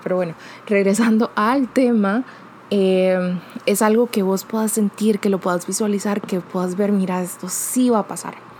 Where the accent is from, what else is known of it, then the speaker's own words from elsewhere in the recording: Costa Rica; yo soy de Costa Rica